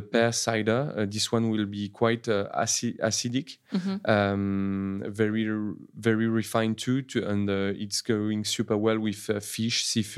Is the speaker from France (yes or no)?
yes; Normandy, France; And I grew up in Normandy in the Chateau de Sassy.